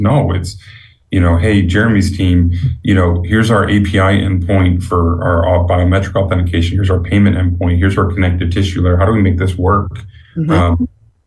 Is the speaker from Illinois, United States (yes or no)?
yes; Chicago, Illinois, United States; moved away; I'm a Chicagoan by birth, so I'm betraying my roots